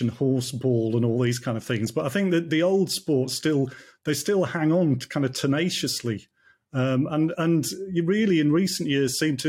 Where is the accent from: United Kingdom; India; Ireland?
United Kingdom; North Yorkshire Moors, Yorkshire and the Humber; now in Northumberland, United Kingdom; I grew up in the North Yorkshire Moors, quoits was really popular. And then I moved to Northumberland